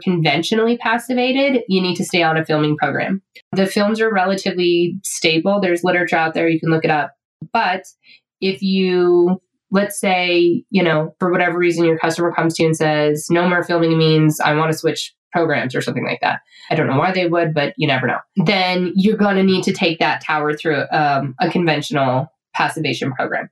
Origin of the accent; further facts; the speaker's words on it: Colorado, United States; I'm a kid from Colorado